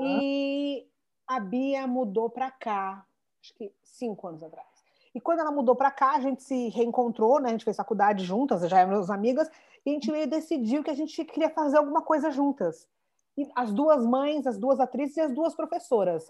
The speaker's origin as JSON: {"language": "Portuguese", "region": "São Paulo", "country": "Brazil", "accent": "São Paulo", "moved": "yes", "said": "A gente é de São Paulo, mega sotaque de São Paulo"}